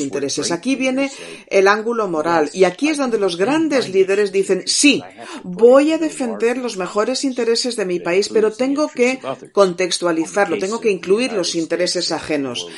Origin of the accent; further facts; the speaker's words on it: Spain; Como español, como diplomático